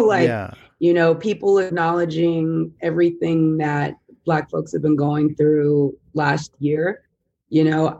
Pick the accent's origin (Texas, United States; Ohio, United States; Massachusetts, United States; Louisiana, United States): Texas, United States; growing up, not only as a Black woman, as a Texan, as a Southerner